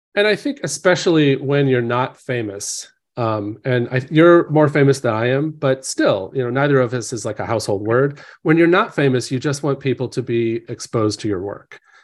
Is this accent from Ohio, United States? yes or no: no; Hillsdale, Illinois, United States; moved away as an adult; now in Orange County, California, United States; my hometown had four hundred people, Hillsdale, Illinois